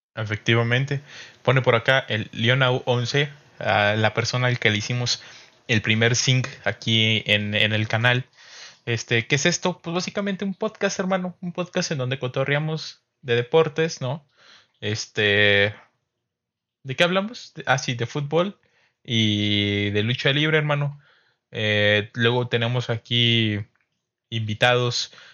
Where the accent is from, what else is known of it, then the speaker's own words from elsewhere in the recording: San Luis Potosí, Mexico; somos potosinos